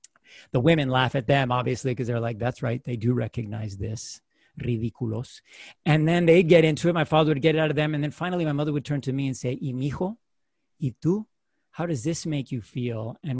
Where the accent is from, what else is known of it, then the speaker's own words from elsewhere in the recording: United States; born there; My experience as a first generation, U.S. born, to them, to that particul